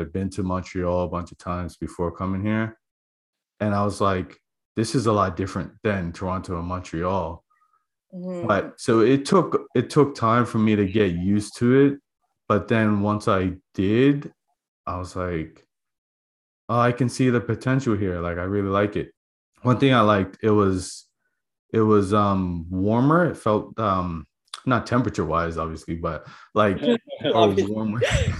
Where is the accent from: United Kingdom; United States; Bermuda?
Bermuda; But growing up in Bermuda, our water is collected by rain in a tank, so running out of water was kind of regular.